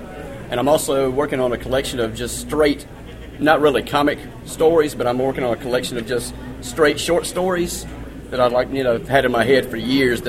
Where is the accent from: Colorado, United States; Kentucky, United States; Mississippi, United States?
Mississippi, United States; Louisville; I'm from Louisville, Mississippi, and I've been writing short stories for since I was about 16. I'm 38 now